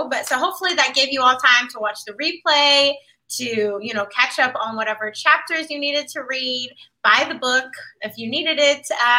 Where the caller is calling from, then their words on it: Washington, District of Columbia, United States; Yes, I am tuning in from Washington, D.C.